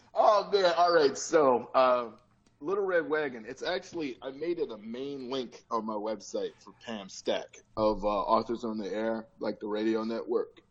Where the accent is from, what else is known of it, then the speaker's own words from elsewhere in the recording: Chicago, Illinois, United States; now in Los Angeles, United States; I'm born and raised in Chicago, and I'm blue collar